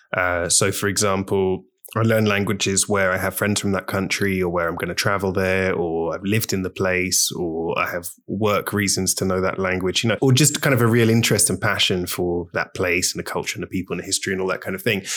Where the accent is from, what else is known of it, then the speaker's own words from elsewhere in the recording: London, United Kingdom; moved away as an adult; now in Barcelona, Spain; so I grew up in London, in the U K